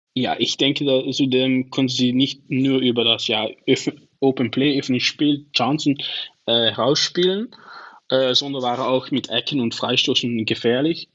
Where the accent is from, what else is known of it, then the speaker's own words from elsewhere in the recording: Venlo, Limburg, Netherlands; first language Dutch; German is a second language; ich komme aus Venlo, so das ist nicht so, so mhm. weit von der deutschen Grenze